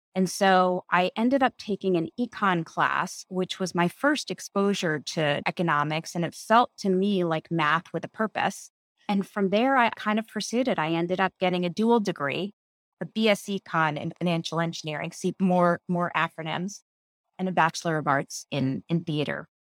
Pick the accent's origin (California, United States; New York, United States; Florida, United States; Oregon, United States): New York, United States; New York City; I grew up here in New York City.